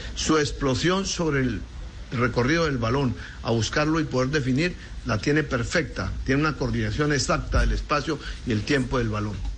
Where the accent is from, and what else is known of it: Argentina